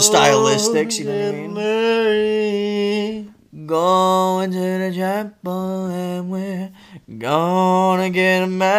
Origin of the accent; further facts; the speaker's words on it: Florida, United States; moved away; I grew up in Florida fantastic.